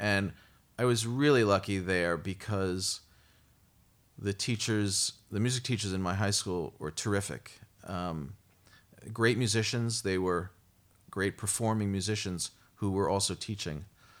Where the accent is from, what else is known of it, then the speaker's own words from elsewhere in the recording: Brooklyn, New York, United States; I'm from Brooklyn. I grew up in Brooklyn.